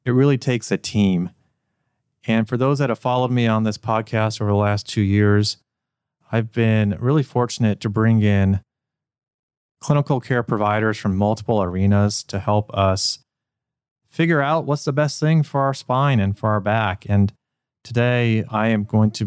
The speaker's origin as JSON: {"language": "English", "town": "Cincinnati", "region": "Ohio", "country": "United States", "said": "I'm from Cincinnati"}